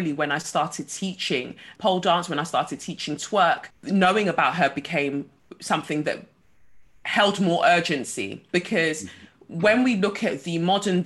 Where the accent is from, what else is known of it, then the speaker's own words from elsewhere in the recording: London, United Kingdom; growing up in Peckham in the 90s